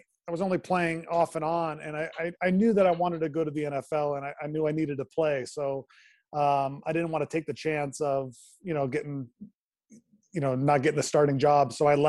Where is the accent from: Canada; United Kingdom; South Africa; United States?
United States; Westlake Village, California; also born or lived in Los Angeles; I'm from Westlake Village originally. Oh, nice. Okay. So that's where I grew up. And then, I stayed. I went to UCLA, and so I've been a LA born and bred.